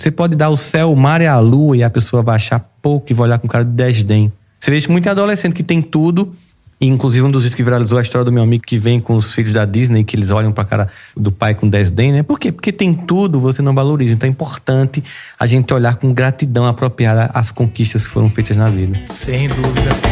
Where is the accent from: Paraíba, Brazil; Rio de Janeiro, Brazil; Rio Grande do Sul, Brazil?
Paraíba, Brazil; Campina Grande; Eu nasci em Campina Grande, Campina Grande é uma cidade fria, mas já foi bem mais fria